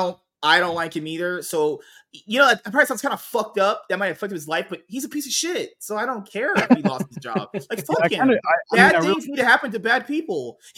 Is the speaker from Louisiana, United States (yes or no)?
yes; New Orleans, Louisiana, United States; I always need my Mexicans from Louisiana. We're from New Orleans.